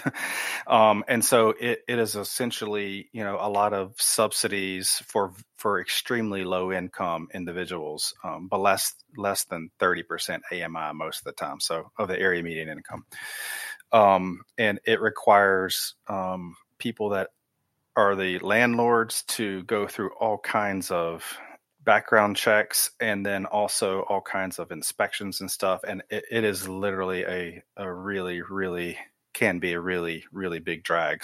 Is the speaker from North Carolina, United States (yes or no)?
yes; Wilmington, North Carolina, United States; moved away as an adult; also born or lived in Germany / Raleigh, North Carolina / Oregon; I was actually born in Germany, um, transpired over to Wilmington, so I grew up in Wilmington